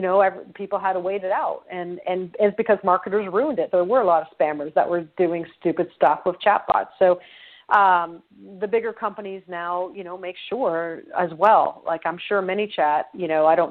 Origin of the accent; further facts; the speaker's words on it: Canada; I'm Canadian.